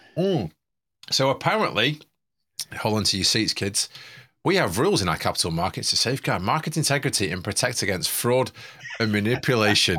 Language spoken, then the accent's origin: English; Manchester, North West England, United Kingdom; I'm from Manchester